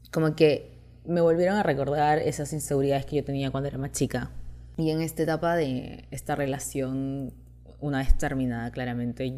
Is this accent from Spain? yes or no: no; Chile; moved away as an adult; now in Peru; Me crié prácticamente toda mi vida en Chile, estoy acá hace dos años